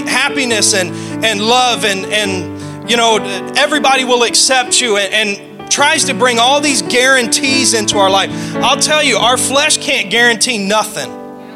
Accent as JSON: {"language": "English", "region": "the South", "country": "United States", "said": "I'm from the South"}